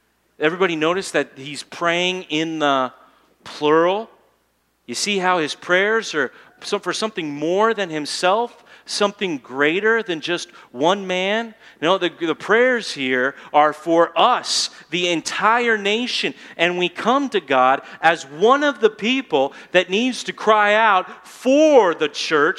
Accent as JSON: {"language": "English", "country": "United States", "said": "I'm an American"}